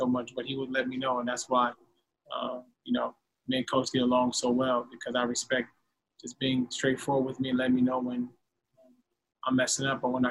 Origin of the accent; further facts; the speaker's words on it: Los Angeles, California, United States; growing up in Los Angeles